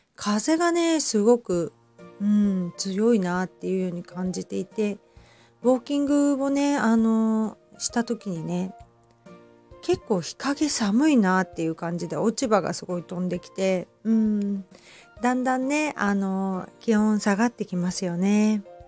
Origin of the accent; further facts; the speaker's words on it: Hamamatsu, Shizuoka, Japan; also born or lived in Kita-Kamakura, Kanagawa; now in Kamakura, Japan; 私はね、静岡県の出身なので、あの、富士山のね、あの、見えるところで 育っているんですけど、まあ、ちょっと、浜松なのでね